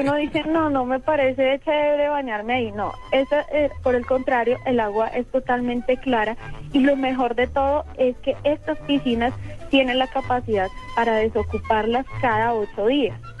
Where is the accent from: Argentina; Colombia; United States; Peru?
Colombia; Bogotá; como bogotana jamás había pasado por ahí